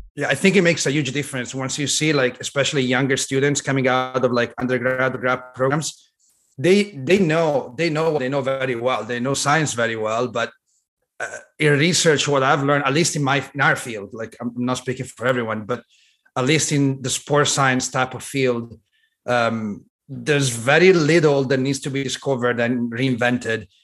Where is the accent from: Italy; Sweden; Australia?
Italy; now in Long Beach, United States; I was born and raised in Italy, so I grew up in Italy.